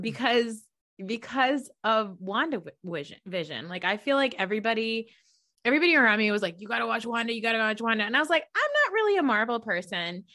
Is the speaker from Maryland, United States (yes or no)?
no; New Jersey, United States; I'm a Pakistani American woman from New Jersey